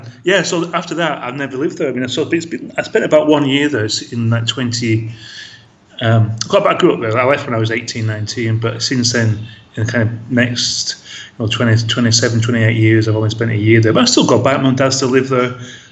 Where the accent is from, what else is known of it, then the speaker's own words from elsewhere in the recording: Blackburn, North West England, United Kingdom; moved away; As you mentioned, I'm from Blackburn. Born there a long time ago, but no longer live in the town or the UK. I live overseas at the moment.